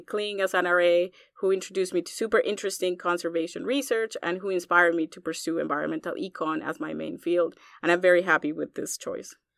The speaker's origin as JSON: {"language": "English", "country": "Colombia", "tie": "born or raised there", "also_born_or_lived": "Iowa, United States", "moved": "as an adult", "lives_now": "United States", "said": "growing up in Colombia"}